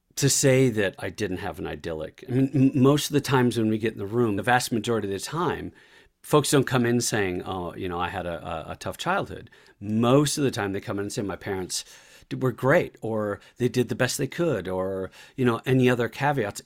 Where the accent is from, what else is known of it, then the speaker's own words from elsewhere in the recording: La Crosse, Wisconsin, United States; moved away as an adult; I grew up in Irish Catholic in La Crosse, Wisconsin, on the north side